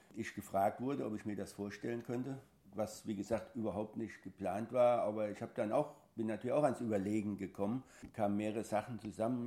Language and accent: German; Großostheim, Bavaria, Germany; ich bin gebürtig aus Groß-Ostheim, das ist in der Nähe von Aschaffenburg